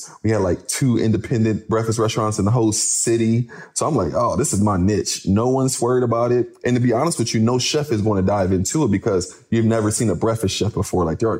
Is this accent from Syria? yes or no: yes; Syria; Cause I come from Syria.